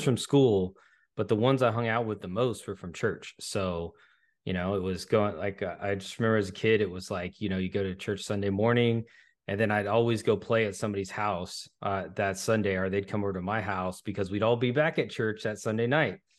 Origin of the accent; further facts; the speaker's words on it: California, United States; moved away as an adult; also born or lived in Dallas, Texas; now in Greenville, United States; I grew up in California